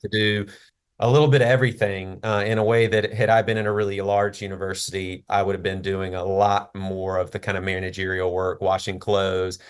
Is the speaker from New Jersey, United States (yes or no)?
no; Jackson, Mississippi, United States; I, uh, was born and raised in Jackson, Mississippi